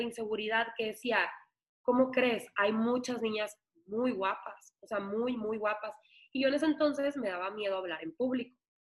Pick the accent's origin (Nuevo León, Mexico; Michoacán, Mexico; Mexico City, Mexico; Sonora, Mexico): Sonora, Mexico; Ciudad Obregón; las de Obregón